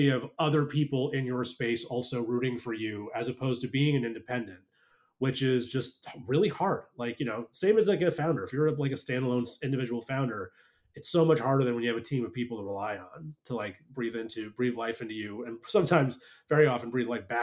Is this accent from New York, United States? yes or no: yes; New York, United States; moved away as an adult; now in Charleston, United States; I'm from New York